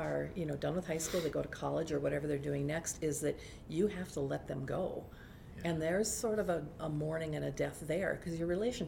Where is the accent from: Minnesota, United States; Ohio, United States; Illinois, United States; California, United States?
Minnesota, United States; Duluth; I grew up in Duluth. Yeah, we're tough up there